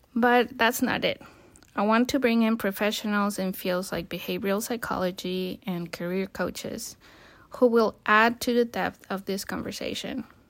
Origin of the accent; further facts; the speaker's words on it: Colima, Mexico; moved away as an adult; also born or lived in United States; I was born and raised in Colima, Mexico